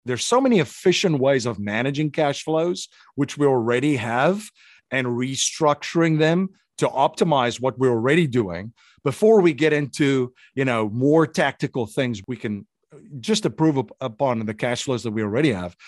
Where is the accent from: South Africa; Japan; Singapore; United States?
South Africa; moved away; growing up in an authoritarian country